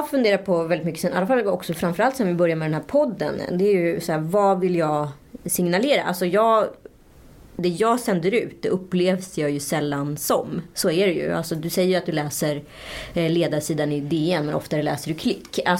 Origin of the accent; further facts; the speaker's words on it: Strömstad, Västra Götaland, Sweden; jag är från Strömstad